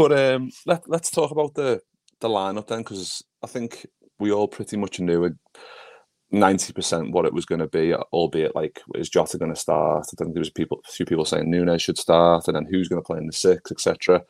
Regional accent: Liverpool, North West England, United Kingdom; now in Glasgow, United Kingdom; I'm from Liverpool, but in Glasgow

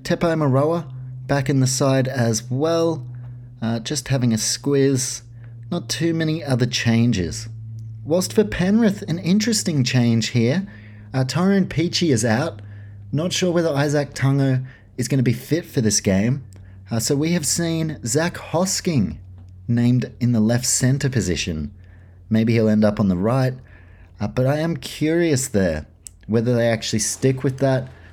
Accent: New Zealand; as a Kiwi

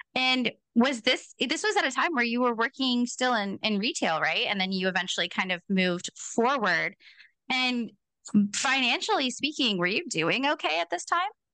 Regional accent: Portland, United States; I'm from Portland

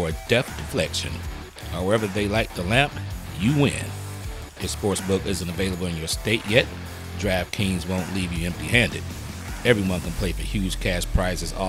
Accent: Detroit, Michigan, United States; I'm from Detroit

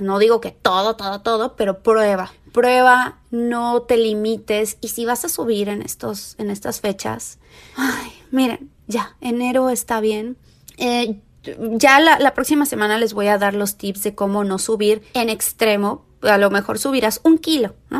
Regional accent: Tepeji del Río, Hidalgo, Mexico; moved away as an adult; now in Los Angeles, United States; me fui a Tepeji del Río, que es otra ciudad que está cerca de Querétaro, que es donde yo nací y crecí gran parte de mi vida

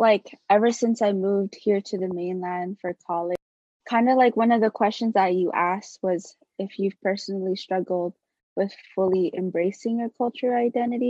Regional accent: Waipahu, Hawaii, United States; moved away as an adult; growing up in Waipahu, like, everyone's Filipino.

